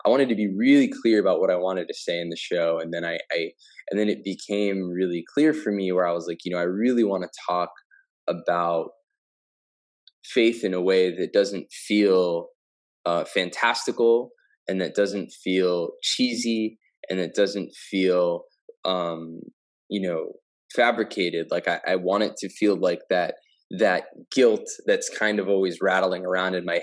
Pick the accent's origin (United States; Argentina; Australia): United States; New Jersey; moved away as an adult; now in Los Angeles, United States; I grew up in Jersey.